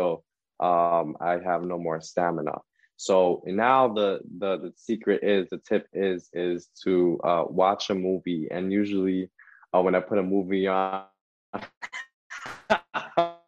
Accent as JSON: {"language": "English", "town": "Jersey City", "region": "New Jersey", "country": "United States", "tie": "born or raised there", "also_born_or_lived": "Manhattan, New York", "said": "I was raised in Jersey City."}